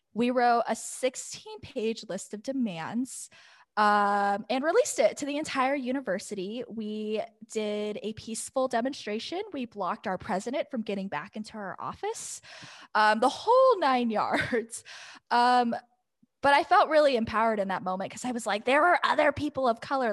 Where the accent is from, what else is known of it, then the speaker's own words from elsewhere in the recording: Scottsdale, Arizona, United States; growing up in Scottsdale.